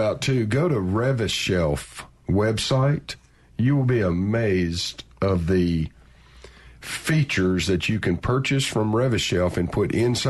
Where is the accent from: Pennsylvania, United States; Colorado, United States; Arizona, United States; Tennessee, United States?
Tennessee, United States; Memphis; now in Jackson, United States; I'm from Memphis